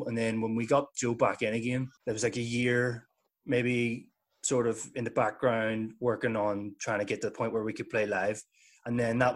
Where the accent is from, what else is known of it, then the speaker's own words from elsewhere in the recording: Northern Ireland, United Kingdom; we're from the North of Ireland